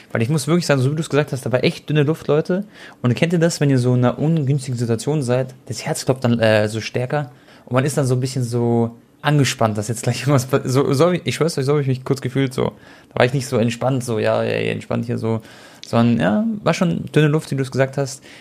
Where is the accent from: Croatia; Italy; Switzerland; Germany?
Croatia; Und für mich war es auch was ganz Besonderes, weil ihr wisst ja, ich bin ja Kroate